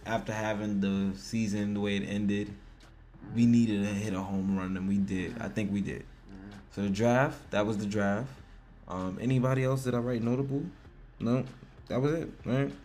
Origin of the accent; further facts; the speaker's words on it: New York, United States; I'm from New York